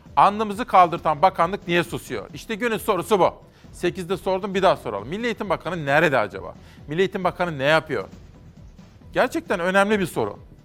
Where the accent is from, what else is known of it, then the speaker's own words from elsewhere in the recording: Kütahya, Turkey; Kütahya. Benim memleketimde